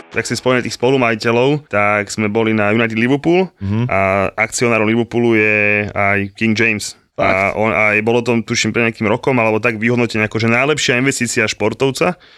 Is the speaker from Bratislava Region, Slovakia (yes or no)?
yes; Bratislava, Bratislava Region, Slovakia; ja som z Dubravky